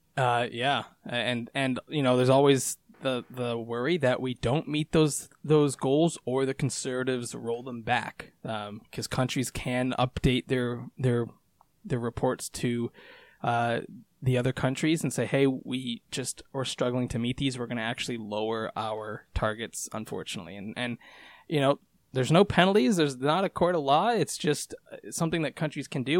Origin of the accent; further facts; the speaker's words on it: Canada; as a Canadian